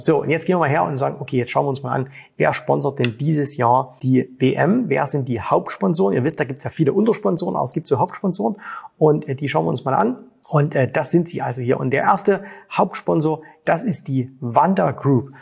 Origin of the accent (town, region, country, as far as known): Germany; now in Dubai, United Arab Emirates